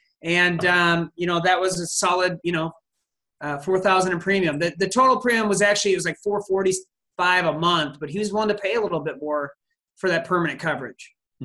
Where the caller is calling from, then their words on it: West St. Paul, Minnesota, United States; I'm calling from West St. Paul, Minnesota, which is south of St. Paul